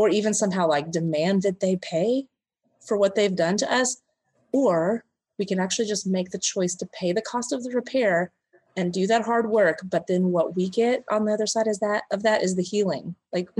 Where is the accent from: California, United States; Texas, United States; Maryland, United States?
Texas, United States; I'm from Texas